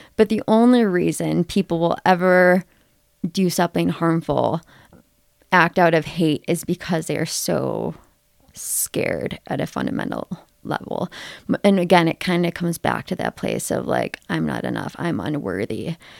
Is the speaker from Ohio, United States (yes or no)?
yes; Ohio, United States; moved away as an adult; now in Colorado, United States; I grew up in Ohio